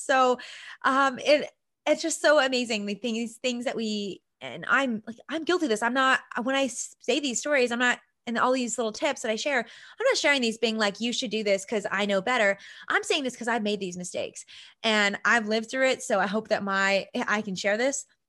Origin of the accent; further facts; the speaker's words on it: Vancouver Island, British Columbia, Canada; I'm from Vancouver Island, I'm from a small town